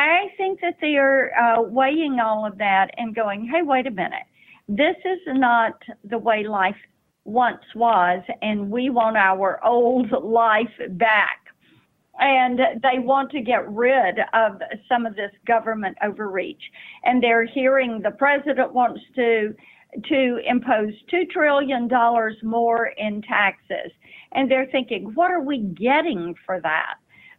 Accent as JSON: {"language": "English", "region": "Tennessee", "country": "United States", "tie": "born or raised there", "said": "Tennessee, my home state."}